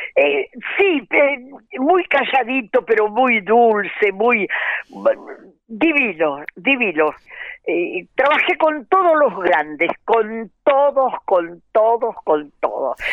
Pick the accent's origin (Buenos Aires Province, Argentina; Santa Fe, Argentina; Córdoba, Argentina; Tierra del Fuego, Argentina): Buenos Aires Province, Argentina; Balcarce; also born or lived in Mexico; now in Mar del Plata, Argentina; Balcarce, mi ciudad natal